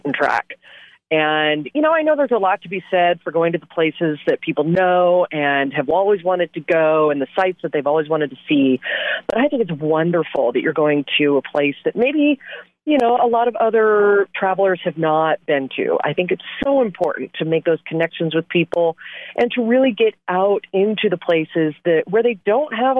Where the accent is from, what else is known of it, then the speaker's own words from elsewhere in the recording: Portland, Oregon, United States; moved away as an adult; also born or lived in Boston / Los Angeles / Bangkok; my hometown in Portland, Oregon, where I grew up